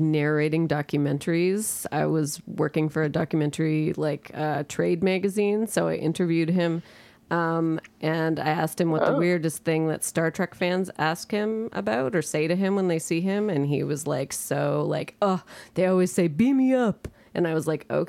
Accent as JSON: {"language": "English", "town": "Brampton", "region": "Ontario", "country": "Canada", "tie": "born or raised there", "said": "When I was growing up in Brampton"}